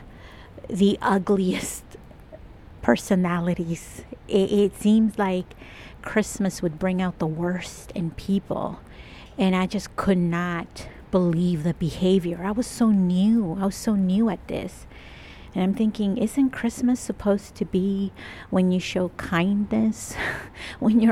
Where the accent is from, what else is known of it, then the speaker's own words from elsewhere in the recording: El Salvador; now in Toronto, Canada; I'm Latin American, I'm Salvadorian.